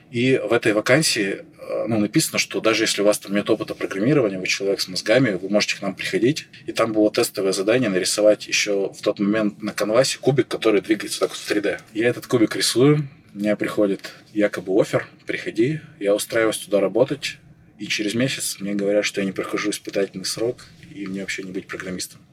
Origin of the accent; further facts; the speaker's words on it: Chelyabinsk, Chelyabinsk Oblast, Russia; moved away as an adult; also born or lived in Saint Petersburg; я сам из Челябинска, я из Челябинска выезжал